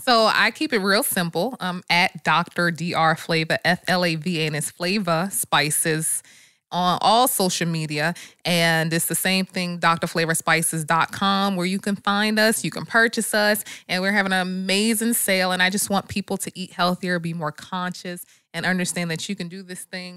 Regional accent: New Jersey, United States; moved away; I'm from Jersey

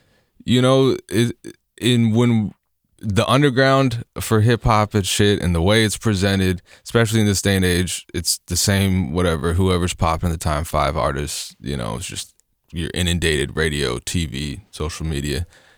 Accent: Lake Oswego, Oregon, United States; Yeah, I grew up mostly in Lake Oswego, actually, but moved around a bunch in the greater Portland area.

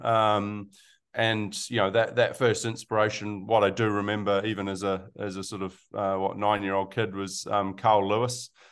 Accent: Melbourne, Victoria, Australia; now in New Zealand; I was born in Australia, uh, in Melbourne

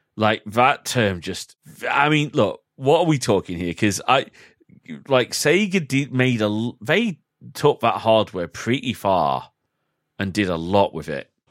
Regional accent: United Kingdom; we are both British

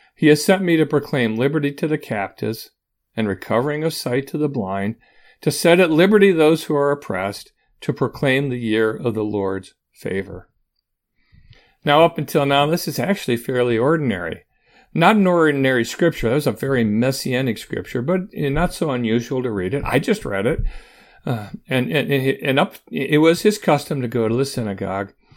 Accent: Auburn, Michigan, United States

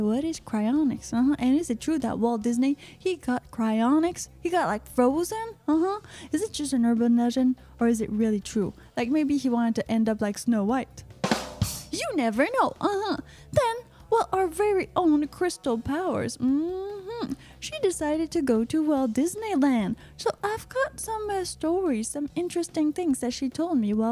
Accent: Quebec, Canada; I'm from Quebecois origins

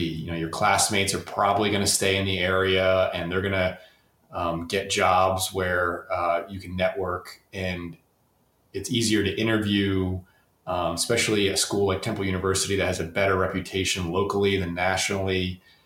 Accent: the Poconos, Northeast Pennsylvania, United States; I grew up in the Poconos, Northeast Pennsylvania

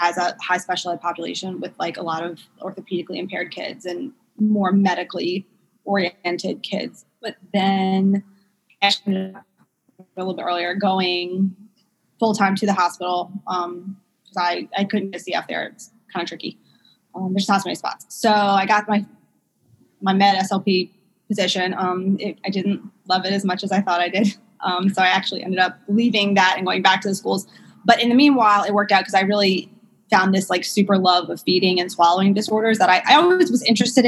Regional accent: New Orleans, Louisiana, United States; also born or lived in Memphis; So I'm from South Louisiana, from New Orleans

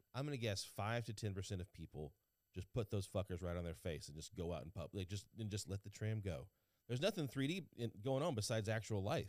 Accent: Louisiana, United States; now in Los Angeles area, United States; growing up in Louisiana

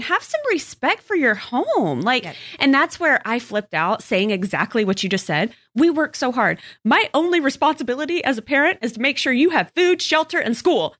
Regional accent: Texas, United States; growing up in Texas

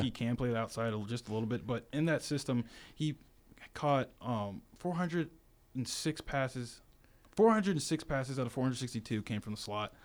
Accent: Virginia, United States; now in Tuscaloosa, United States; my hometown, Virginia

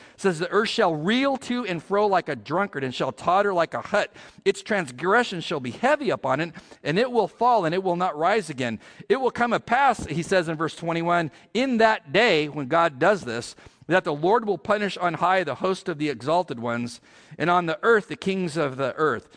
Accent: California, United States; I'm from California

